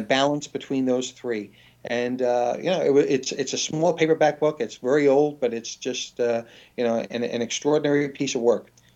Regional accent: New York City, New York, United States; also born or lived in Washington; now in London, United Kingdom; originally New York City

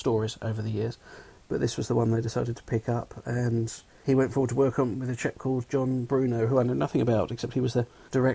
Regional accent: London, United Kingdom; I'm from England, southwest London, so the accent is real

